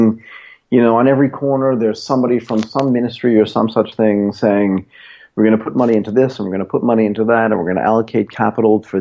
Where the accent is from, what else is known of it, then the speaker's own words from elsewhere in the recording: United States; moved away as an adult; also born or lived in Tokyo, Japan; now in Bangkok, Thailand; I grew up in Boston, Connecticut, and then spent most of my adult life in Tokyo